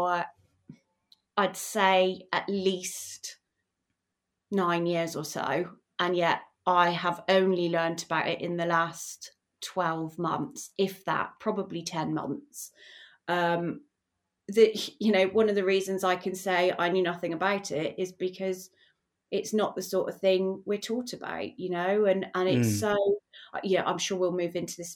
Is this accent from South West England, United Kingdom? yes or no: yes; Bristol, South West England, United Kingdom; moved away as an adult; now in South Wales, United Kingdom; I'm actually from Bristol, and you know, family and friends are all in Bristol